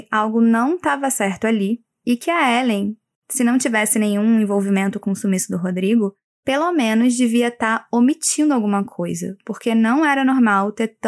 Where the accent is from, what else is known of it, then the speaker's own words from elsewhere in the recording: Paraná, Brazil; accent: carioca; apesar de eu ter esse sotaque aqui carioca, eu sou paranaense.